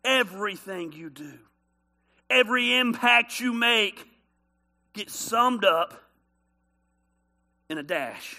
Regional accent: Decatur, United States; I'm from the country. I'm from Decatur.

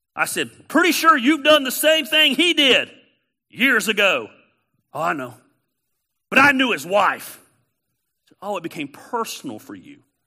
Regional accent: Canton, Georgia, United States; I am a redneck from Canton, Georgia. Of course I have a voice inflection

